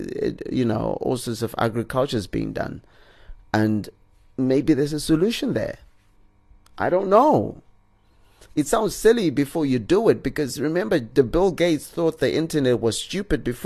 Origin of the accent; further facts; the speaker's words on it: Zimbabwe; we're revealed to be Zimbabweans